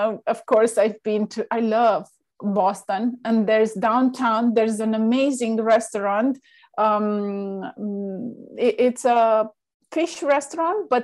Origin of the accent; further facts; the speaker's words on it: Romania; moved away; I'm originally from Romania